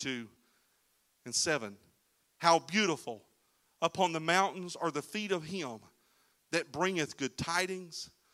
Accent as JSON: {"language": "English", "region": "Florida", "country": "United States", "said": "We're from Florida"}